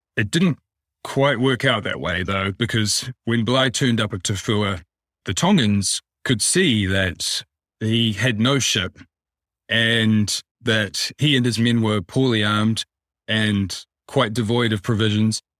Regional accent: New Zealand; My father and I were both born and raised in New Zealand

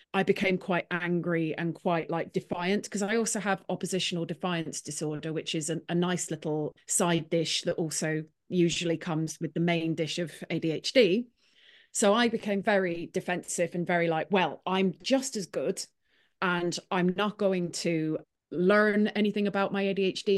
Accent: Clonakilty, Munster, Ireland; now in Nottingham, United Kingdom; I'm from Clonakilty in Ireland. I'm actually from a village outside of it

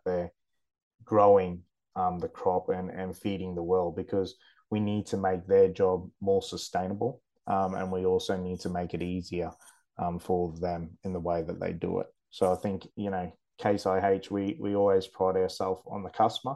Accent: the Burdekin, Queensland, Australia; born and bred in the Burdekin, sugar is my life

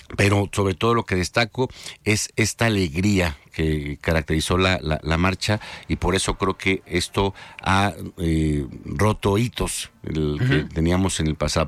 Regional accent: Jalisco, Mexico; Jalisco, yo soy jalisciense

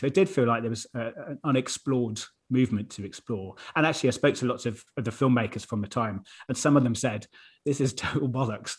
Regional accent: Exeter, South West England, United Kingdom; moved away as an adult; also born or lived in Hong Kong / London; I was from Exeter, which is a lovely city in the southwest

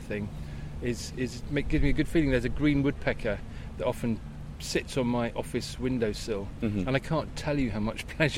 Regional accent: Luton, East of England, United Kingdom; now in Bristol, United Kingdom; I was brought up in Luton, which gave me the travel bug

